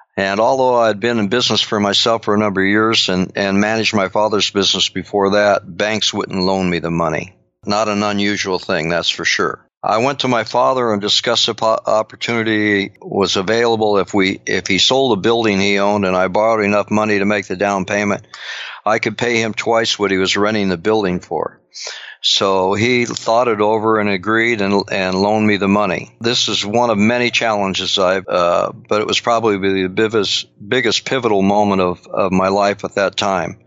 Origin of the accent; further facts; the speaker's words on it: Long Beach, California, United States; I grew up in Long Beach, uh, California